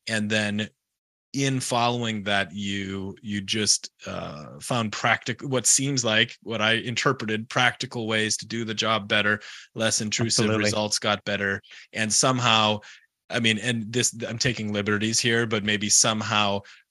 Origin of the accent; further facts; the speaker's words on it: United States; I'm American